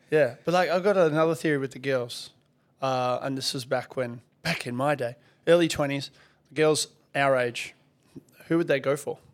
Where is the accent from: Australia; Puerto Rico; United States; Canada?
Australia; Perth, Western Australia; also born or lived in Soviet Union; since I moved here to Australia from the Soviet Union